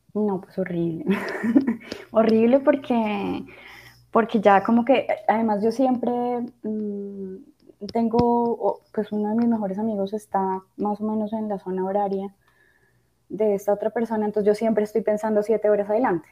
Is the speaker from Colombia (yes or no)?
yes; Bogotá, Colombia; moved away; todavía sigo siendo muy rola